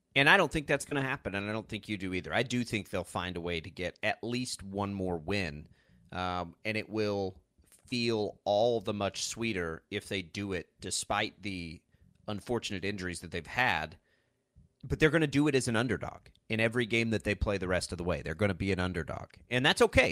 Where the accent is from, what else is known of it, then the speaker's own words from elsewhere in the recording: Texas Panhandle, United States; now in Kansas, United States; I grew up in the Texas Panhandle